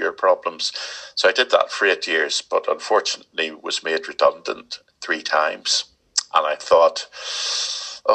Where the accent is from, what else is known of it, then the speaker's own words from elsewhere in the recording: Belfast, Northern Ireland, United Kingdom; moved away; also born or lived in Leicestershire; I was born in West Belfast